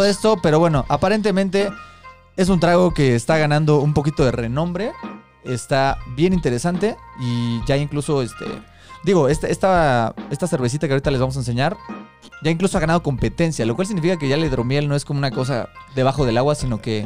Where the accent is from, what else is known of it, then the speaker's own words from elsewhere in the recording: Mexico City, Mexico; Somos tres amigos chilangos